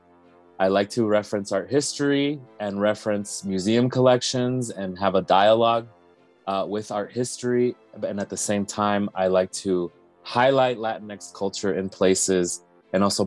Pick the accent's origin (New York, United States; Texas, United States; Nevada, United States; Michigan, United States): Nevada, United States; Las Vegas; I was born and raised in Las Vegas